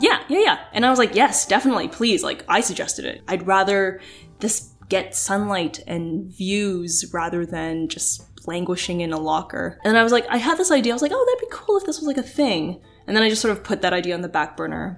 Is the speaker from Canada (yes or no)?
yes; Oakville, Ontario, Canada; growing up in Oakville